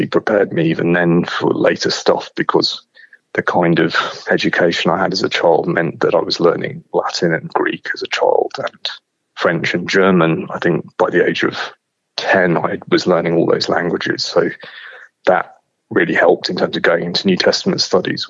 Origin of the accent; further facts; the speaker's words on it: London, United Kingdom; I was born in London and then grew up sort of in and around there